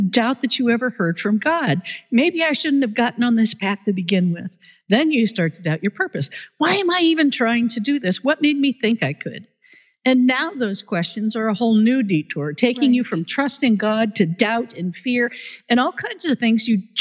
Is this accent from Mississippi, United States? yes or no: no; Oregon, United States; I grew up in Oregon